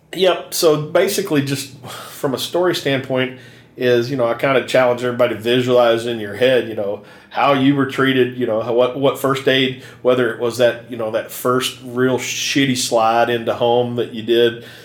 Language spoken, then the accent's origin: English; Kentucky, United States; I grew up in Kentucky